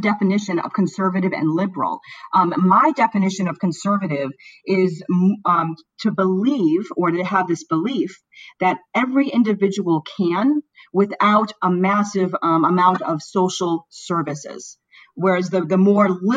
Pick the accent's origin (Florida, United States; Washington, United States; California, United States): Florida, United States; moved away; also born or lived in Chicago, Illinois / St. Louis, Missouri; I was born in Chicago. I grew up in Florida. I spent about a decade in St. Louis